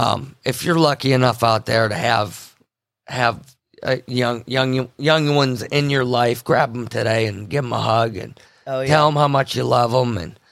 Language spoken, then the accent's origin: English; Pennsylvania, United States; we grew up in the Appalachians, a portion of it in, you know, west central Pennsylvania area.